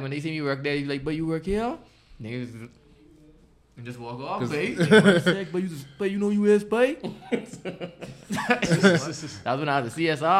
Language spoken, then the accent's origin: English; Bahamas; You can tell they Bahamians, like, we could relate to that. Like, he talking just like me.